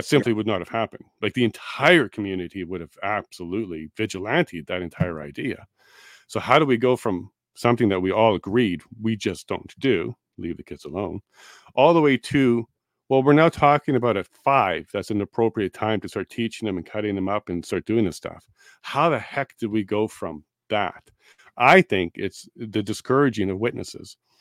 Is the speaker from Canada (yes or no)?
yes; Winnipeg, Manitoba, Canada; also born or lived in Toronto / Eastern Ontario; now in Alberta, Canada; I grew up in Winnipeg for about ten years